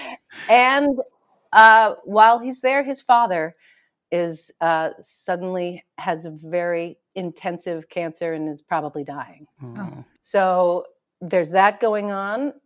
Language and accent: English; Hawaii, United States; I was born in Hawaii and my parents were both raised in Hawaii.